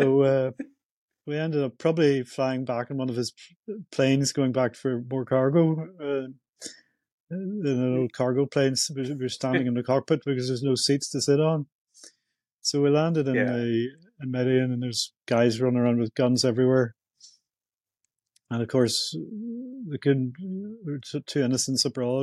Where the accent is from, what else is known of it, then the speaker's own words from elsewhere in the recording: Belfast, Northern Ireland, United Kingdom; growing up in Northern Ireland, Belfast in the 70s